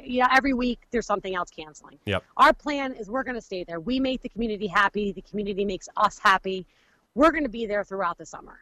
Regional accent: United States; We, we live in Wayne County, um, both my parents, myself, and my children, my husband

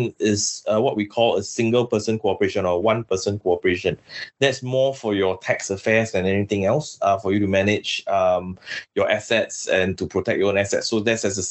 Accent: Singapore; also born or lived in Philippines; I'm from Singapore.

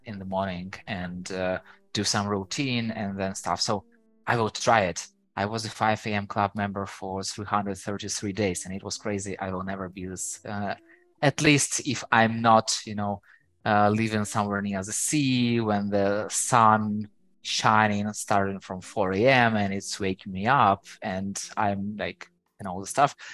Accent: Ukraine; first language Ukrainian; English is a second language; I know Ukrainian, so it's my native language.

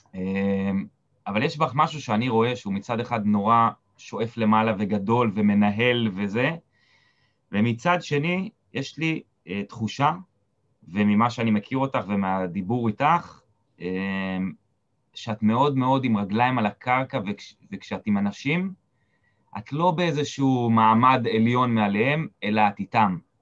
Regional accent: Israel; moved away; אני קיבוצניק במקור

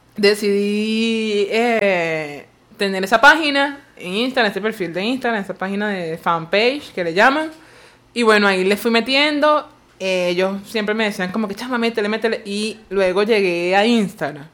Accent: Barlovento, Miranda, Venezuela; now in Caracas, Venezuela; Yo nací en Barlovento, pero no me gusta ir para allá.

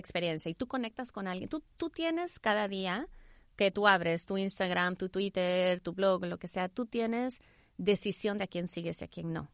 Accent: El Salvador; also born or lived in Houston, United States; now in United States; nací en Houston, crecí en El Salvador

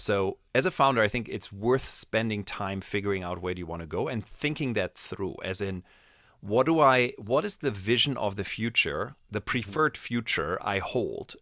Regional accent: Germany; moved away; I grew up in Germany

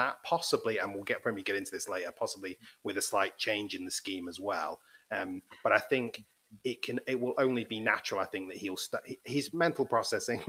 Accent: England, United Kingdom; being English

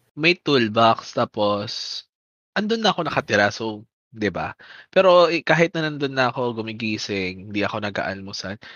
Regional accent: Manila, Metro Manila, Philippines; now in Bacoor, Philippines; nung dito sa Bacoor, uh, hindi kami ganoon nag ganon kapares yung pag-celebrate ng fiesta compared yung taga-Pandakan kami

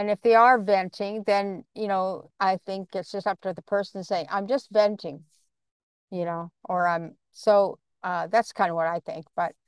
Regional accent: Canada; And then the other thing is I'm a Canadian too, so only I'm on the West Coast part and you are on the East Coast part.

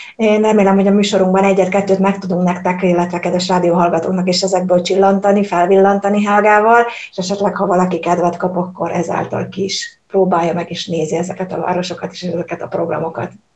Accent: Hungary; now in Germany; én Magyarországról jövök, és Magyarországon tanultunk a német történelemről

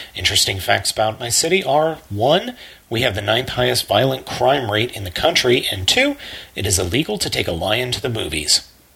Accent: Circle Pines, Minnesota, United States; I'm from Circle Pines, Minnesota

